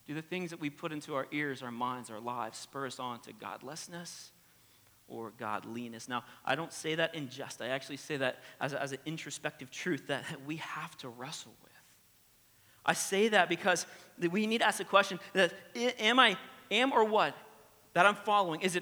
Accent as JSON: {"language": "English", "region": "the American South", "country": "United States", "accent": "twang", "said": "I'm from the American South, all right? So if you hear the twang"}